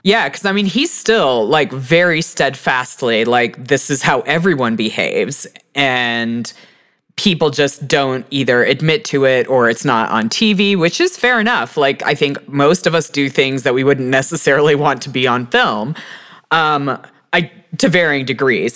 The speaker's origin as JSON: {"language": "English", "region": "Texas", "country": "United States", "also_born_or_lived": "Houston", "moved": "yes", "said": "I'm a Texan"}